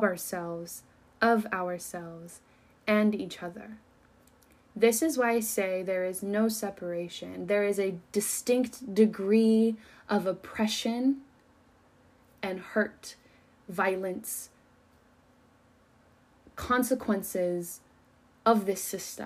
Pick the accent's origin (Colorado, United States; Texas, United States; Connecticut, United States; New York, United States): Colorado, United States; moved away; the people that I grew up with back in Colorado, my tight-knit little community